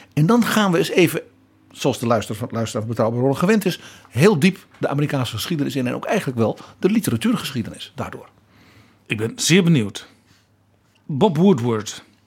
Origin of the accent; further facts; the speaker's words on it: Netherlands; wij hebben natuurlijk als Europeanen, als Nederlanders